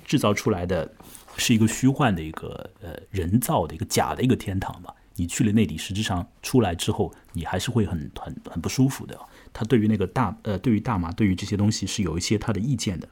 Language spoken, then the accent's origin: Chinese; China; 我们中国人